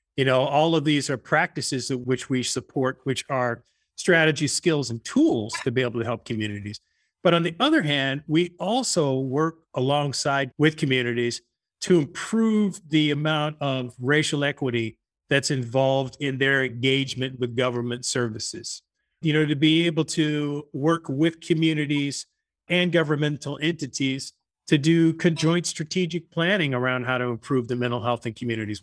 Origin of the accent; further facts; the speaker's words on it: Long Island, New York, United States; moved away as an adult; also born or lived in Arkansas; now in California, United States; I'm originally from Long Island, went to college in Arkansas